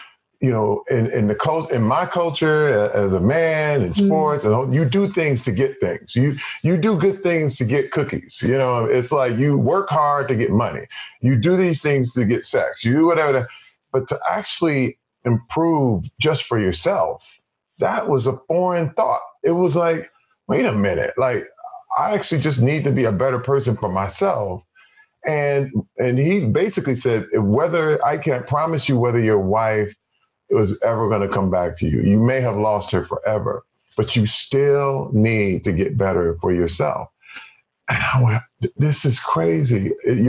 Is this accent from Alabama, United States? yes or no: no; Flint, Michigan, United States; where I grew up in Flint, Michigan, in African-American culture